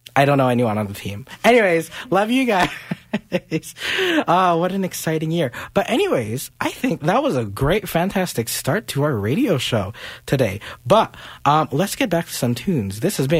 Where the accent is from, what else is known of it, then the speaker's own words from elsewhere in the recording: Philippines; You know, as a Filipino, like, I'm expected to know how to sing at karaoke.